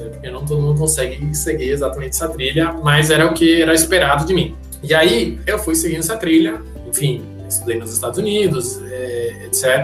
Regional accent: Panama; now in Brazil; Eu sou do Panamá, sou panamenho, minha mãe é panamenha, meu pai é panamenho, não sou

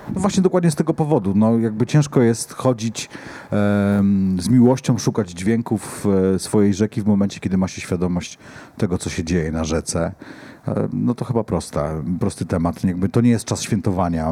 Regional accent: Poland; ja się wychowałem nad Odrą, całe życie mieszkałem nad Odrą

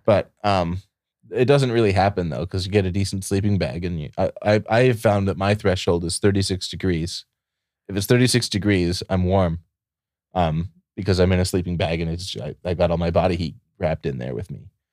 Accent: Ohio, United States; also born or lived in Michigan / Puerto Rico; now in Austin, United States; I grew up in Ohio, and, uh, then I moved to Michigan, then I moved to Puerto Rico, then I moved to Texas.

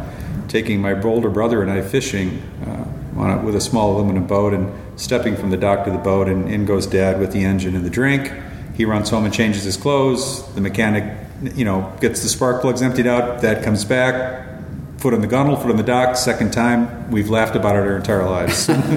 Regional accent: Minnesota, United States; moved away as an adult; also born or lived in Virginia / Utah / Michigan / Europe; I was born in Virginia and grew up in the states of Minnesota, Utah, and Michigan.

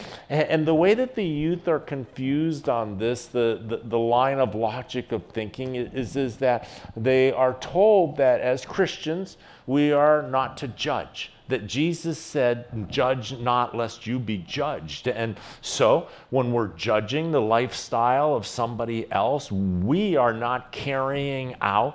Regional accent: United States; As an American

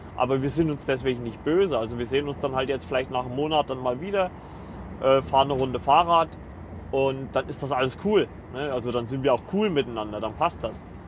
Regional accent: Kleinschmalkalden, Thuringia, Germany; moved away as an adult; aus Kleinschmalkalden weggezogen, da wo ich äh, lebe oder gelebt habe

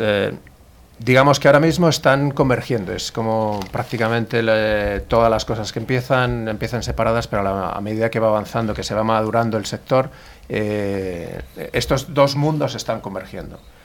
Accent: Madrid, Community of Madrid, Spain; soy de Madrid, nací en Madrid, pero bueno, toda mi familia, o prácticamente toda mi familia es del norte, norte de España, Cantabria y alrededores

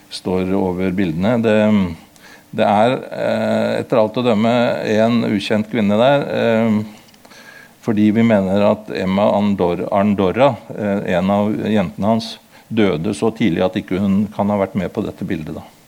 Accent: Kongsberg, Buskerud, Norway; also born or lived in Modum / Horten; Jeg er født på Modum, og jeg vokste opp i Kongsberg

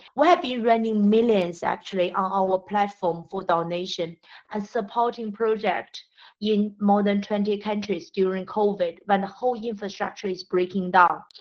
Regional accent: China; moved away; also born or lived in Britain / Africa; I grew up in China, educated in Britain, and worked uh, in more than 10 years in Africa.

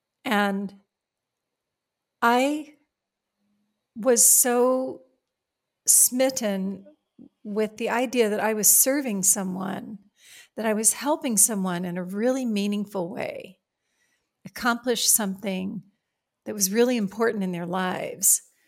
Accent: Virginia, United States; also born or lived in Appalachia, Virginia; I was born in Appalachia, Virginia, in the coal mining region of Virginia. My parents, who were among the first in their families to be educated, got out of there as fast as they could. And we moved to the Shenandoah Valley of Virginia

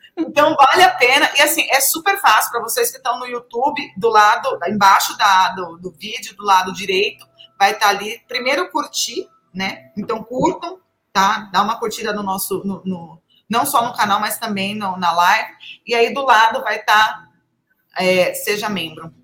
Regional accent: Brazil; a gente é brasileiro

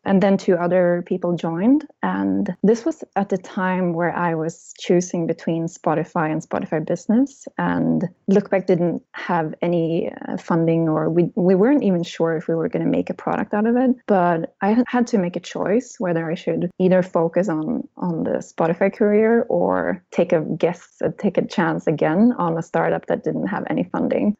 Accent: small town outside Gothenburg, Västra Götaland, Sweden; English is a second language; moved away; also born or lived in Germany; I'm from Sweden, as you can probably tell, from a very small town in the countryside outside of Gothenburg on the west coast in Sweden.

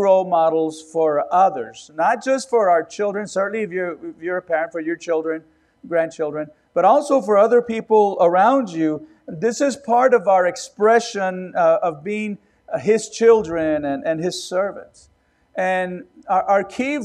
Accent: Robstown, Texas, United States; also born or lived in California; I was born in Texas, and we went to California for a few months. And then we came back, and my dad was called to pastor a church in Robstown near Corpus Christi

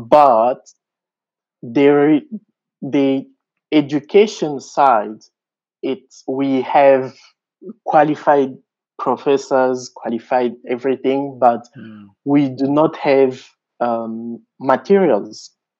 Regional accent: DR Congo; English is a second language; moved away as an adult; also born or lived in Kinshasa, DR Congo; now in South Africa; I am from the rural, not from the suburbs.

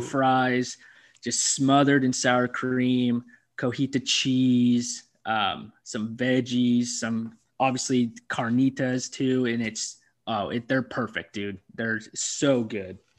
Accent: Aberdeen, United States; my hometown, Aberdeen

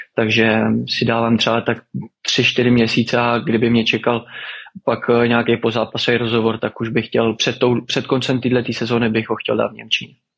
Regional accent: Czechia; moved away; also born or lived in Netherlands

